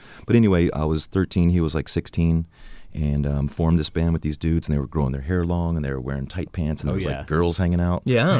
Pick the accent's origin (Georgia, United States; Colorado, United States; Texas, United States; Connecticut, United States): Georgia, United States; Atlanta; growing up in Atlanta and in the music scene there was very healthy.